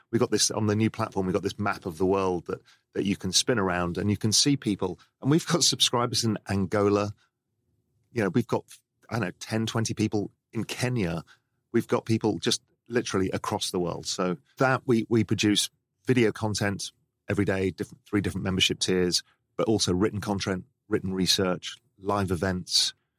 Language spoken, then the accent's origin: English; England, United Kingdom; I grew up in England